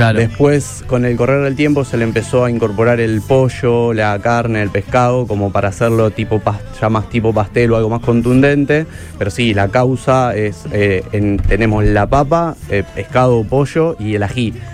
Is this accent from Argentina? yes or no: yes; Argentina; Nosotros como argentinos